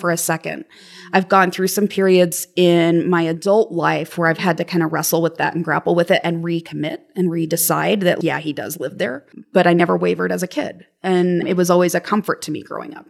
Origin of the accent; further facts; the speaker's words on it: Lexington, Kentucky, United States; I grew up in Lexington, Kentucky